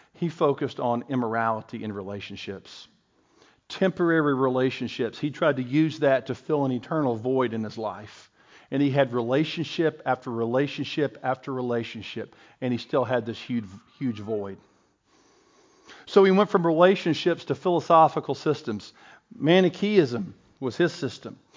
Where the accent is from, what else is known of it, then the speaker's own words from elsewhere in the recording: Bristol, Tennessee, United States; I went to King College in Bristol, Tennessee, and Bristol was my hometown